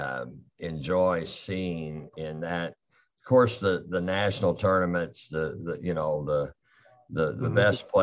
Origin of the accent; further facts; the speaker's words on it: Vincennes, Indiana, United States; also born or lived in Bloomington, Indiana / Texas; I grew up here in Vincennes